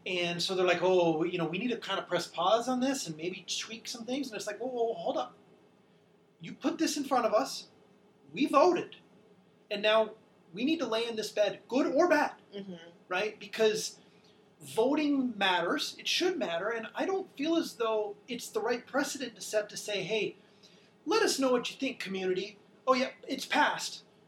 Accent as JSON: {"language": "English", "region": "Minnesota", "country": "United States", "said": "I'm from Minnesota"}